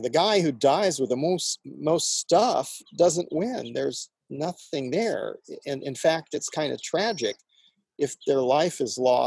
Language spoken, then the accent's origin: English; Indiana, United States; I grew up in Indiana